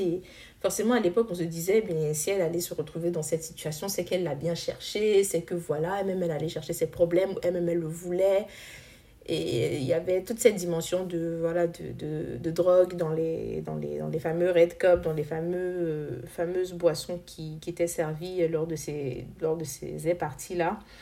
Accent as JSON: {"language": "French", "country": "Côte d’Ivoire", "said": "en tant qu'Ivoirien, faisant aussi partie de cette jeunesse africaine"}